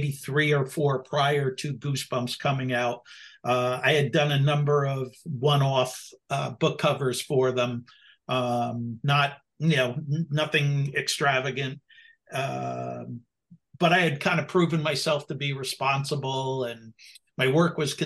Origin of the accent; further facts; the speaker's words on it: New Jersey, United States; I'm from Jersey